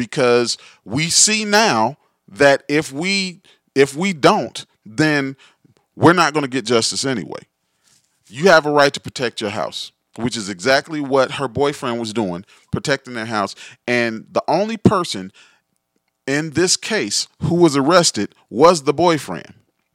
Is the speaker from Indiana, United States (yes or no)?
yes; Gary, Indiana, United States; growing up in Gary